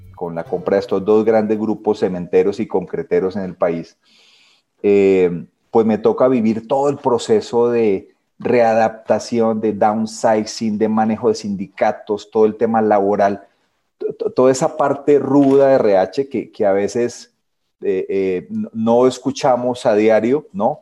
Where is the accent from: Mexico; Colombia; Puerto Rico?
Colombia; Ibagué, Tolima; Soy ibagreño, soy tolimense.